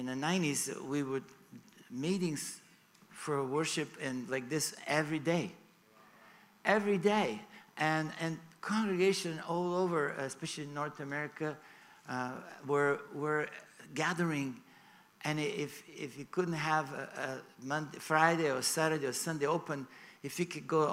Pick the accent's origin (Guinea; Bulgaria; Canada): Bulgaria; Sofia, Sofia City; moved away as an adult; also born or lived in Hollywood; I was born in Bulgaria. I actually flew from Sofia, from my hometown, yesterday.